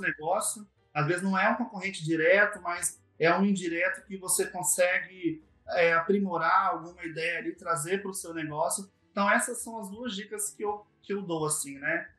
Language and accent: Portuguese; Vitória, Espírito Santo, Brazil; also born or lived in Vila Velha; sou do Espírito Santo, nasci em Vitória, né? E sempre morei aqui